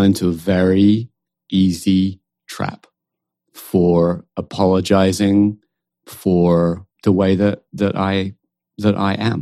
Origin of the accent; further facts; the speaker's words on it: United Kingdom; accent: British; also born or lived in West coast of the United States; now in United States; we both have British accents